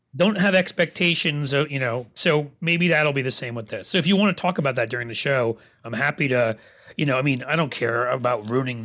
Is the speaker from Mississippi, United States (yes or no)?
no; New York City, New York, United States; now in Cincinnati, United States; I was a New York City boy growing up.